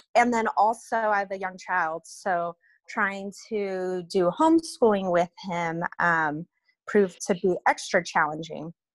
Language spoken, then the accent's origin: English; Reno, Nevada, United States; I'm originally from Reno.